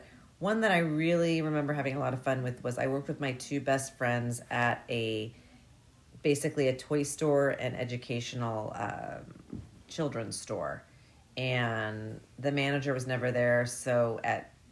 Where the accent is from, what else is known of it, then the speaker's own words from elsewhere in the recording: Bellevue, Washington, United States; also born or lived in Seattle / Mercer Island; I grew up in Bellevue, Washington